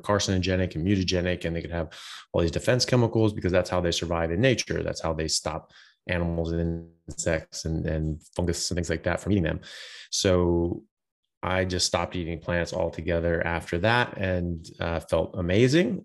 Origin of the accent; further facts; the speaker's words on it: United States; now in Australia; I'm an American doctor. I'm pr, currently practicing in Australia